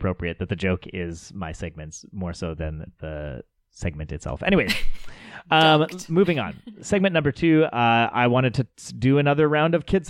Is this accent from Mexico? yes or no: no; England, United Kingdom; I know I've never said it before, but that's because, you know, I'm English.